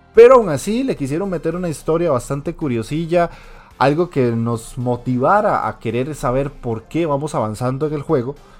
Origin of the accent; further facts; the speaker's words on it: Costa Rica; aquí en Costa Rica